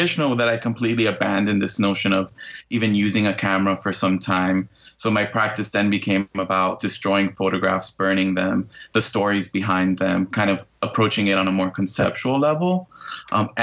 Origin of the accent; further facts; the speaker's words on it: Hialeah, Florida, United States; I've been born and raised in Hialeah, Florida